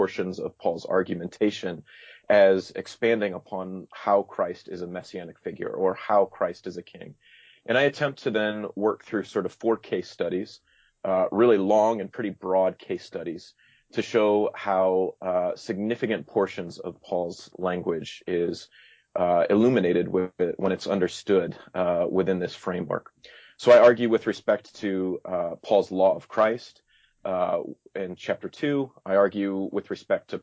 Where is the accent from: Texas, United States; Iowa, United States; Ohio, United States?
Iowa, United States; now in Illinois, United States; I'm actually from Iowa, so I would refer to myself as an Iowan